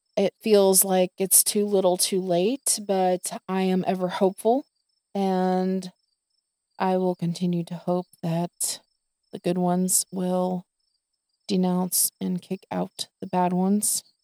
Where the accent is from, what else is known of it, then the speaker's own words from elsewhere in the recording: the South, United States; I was born and raised in the South